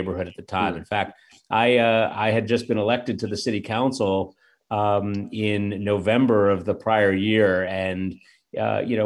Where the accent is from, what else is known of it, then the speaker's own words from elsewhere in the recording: New York City, New York, United States; also born or lived in Stuyvesant Town; I spent most of the rest of my days and most of my rest of my time growing up in Peter Cooper Village